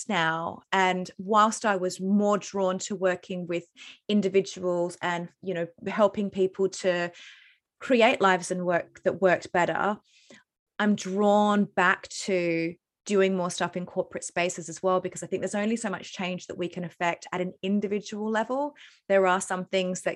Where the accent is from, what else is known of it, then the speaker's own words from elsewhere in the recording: Australia; moved away; also born or lived in London, United Kingdom; I'm not from the UK, obviously I'm Australian